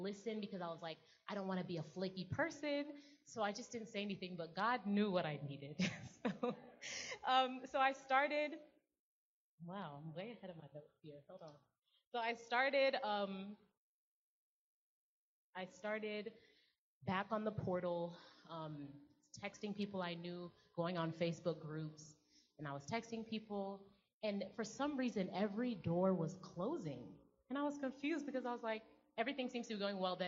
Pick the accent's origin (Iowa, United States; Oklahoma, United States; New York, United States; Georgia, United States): Georgia, United States; I'm from Georgia.